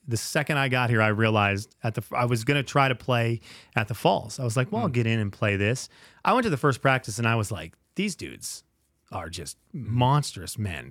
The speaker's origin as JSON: {"language": "English", "country": "Venezuela", "tie": "born or raised there", "said": "one of the things I'm most thankful about growing up in Venezuela is a sense of community"}